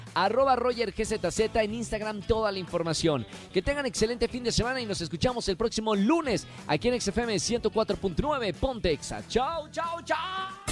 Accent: northern Mexico, Mexico; accent: norteño; moved away; Ese acento sonó como de mi tierra, de por allá el norte

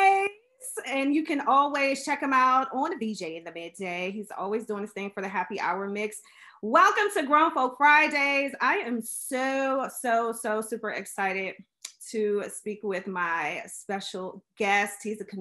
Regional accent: Washington, District of Columbia, United States; I'm from DC, born and raised.

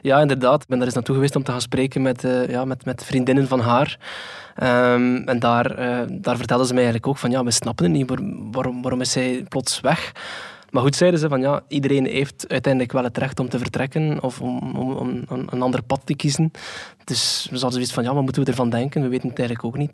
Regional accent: Flanders, Belgium; bij ons in Vlaanderen

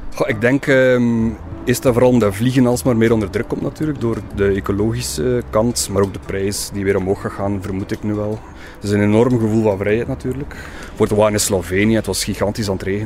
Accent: Oostduinkerke, Flanders, Belgium; moved away as an adult; now in Ghent, Belgium; een rasechte West-Vlaming van Oosteuinkerk, maar ik woon in Gent al oh, 18 jaar ondertussen.

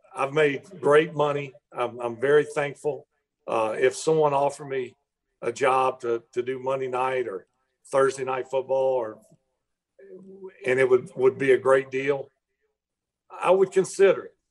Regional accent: United States; accent: country; my country accent

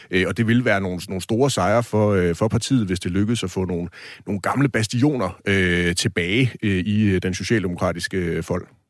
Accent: Kolding, Southern Denmark, Denmark; jeg er selv fra Kolding

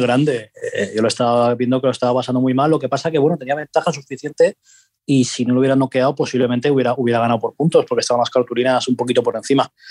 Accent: Asturias, Spain; yo que soy asturiano

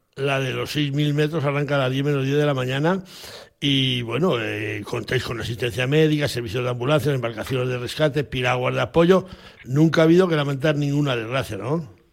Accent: Fresno de Sayago, Castile and León, Spain; mi pueblo, a Fresno de Sayago

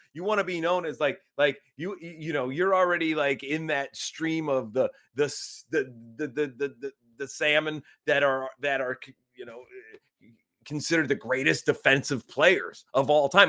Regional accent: Northern Ohio, United States; moved away; I'm from Northern Ohio

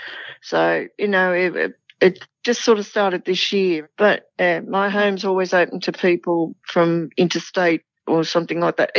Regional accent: Sydney, New South Wales, Australia; also born or lived in Randwick; I grew up in Campsie

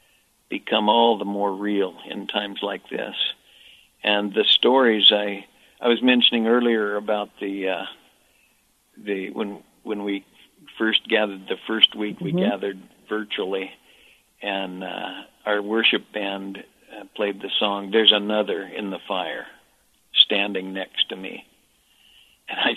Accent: United States; I'm an American

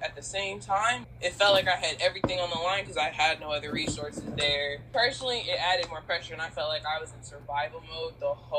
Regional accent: Portland, Oregon, United States; moved away as an adult; also born or lived in California; I was from Portland, Oregon, and I came down to California.

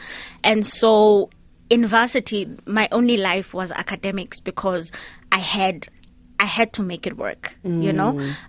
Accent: Grahamstown, Eastern Cape, South Africa; So growing up in Grahamstown, Ekhini, was an interesting kind of roadmap for me, because then I moved around a lot

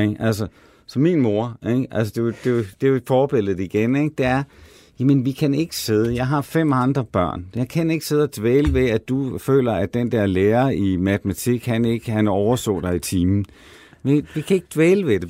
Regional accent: Denmark; now in Copenhagen, Denmark; jeg er altså fra det mørke Jylland

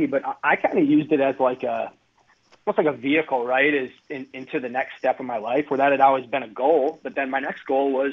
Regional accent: Hartland, Wisconsin, United States; I'm growing up in the Heartland area, going to Coach Hazy's basketball camps

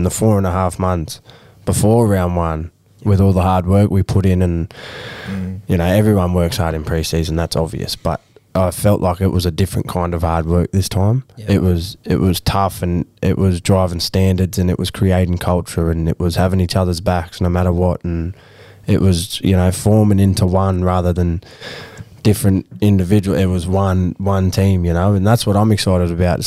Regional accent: Nabiac, New South Wales, Australia; I grew up in Nabeaq. Little town near Taree

